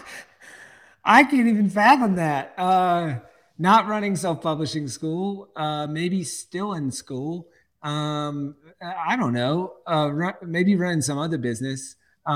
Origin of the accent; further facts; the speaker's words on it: South Carolina, United States; now in Texas, United States; I grew up in South Carolina